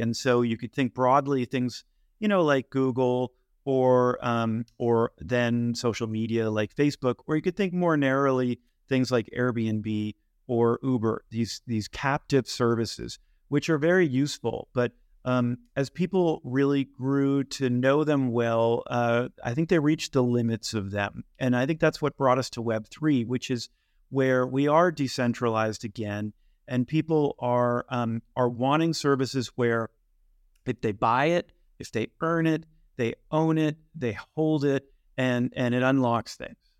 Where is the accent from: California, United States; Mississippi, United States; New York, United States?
California, United States; Bay Area, Silicon Valley; I grew up in the Bay Area in Silicon Valley